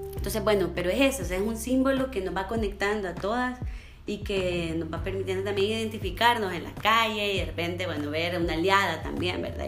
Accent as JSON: {"language": "Spanish", "country": "El Salvador", "moved": "yes", "said": "yo soy del Salvador"}